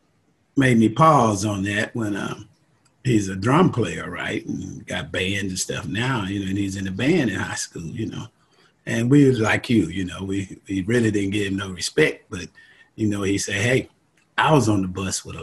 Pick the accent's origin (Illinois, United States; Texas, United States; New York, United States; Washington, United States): Texas, United States; Lufkin; That's a nice town, man. About 30,000 people or so. You know, football is king there.